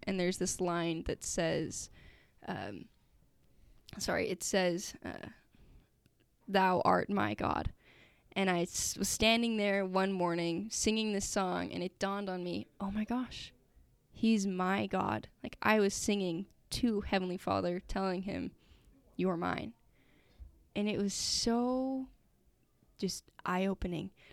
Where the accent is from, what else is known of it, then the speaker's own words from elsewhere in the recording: Sandy, Utah, United States; also born or lived in St. George, Utah; I'm from Sandy, Utah